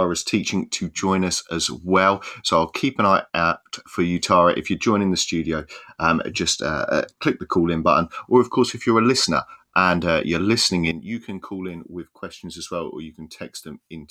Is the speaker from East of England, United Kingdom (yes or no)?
yes; Cambridge, East of England, United Kingdom; now in Swansea, United Kingdom; I grew up just down the road in Cambridge